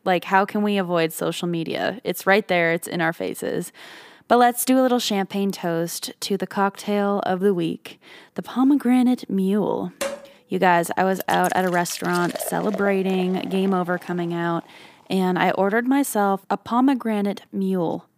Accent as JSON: {"language": "English", "country": "Canada", "tie": "born or raised there", "moved": "yes", "lives_now": "Nashville, United States", "said": "I come from Canada and my lips have just always been chapped growing up"}